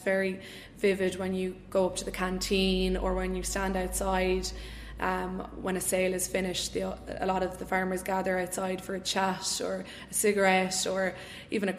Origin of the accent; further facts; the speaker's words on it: Roscommon, Connacht, Ireland; I grew up in Roscommon, and I went to the convent of Mercy school in town here